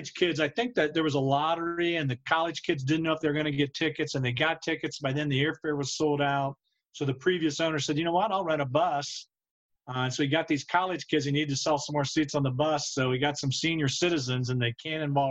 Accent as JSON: {"language": "English", "town": "Wapakoneta", "region": "Ohio", "country": "United States", "tie": "born or raised there", "said": "I grew up in Wapakoneta, Ohio, Northwestern right. Ohio"}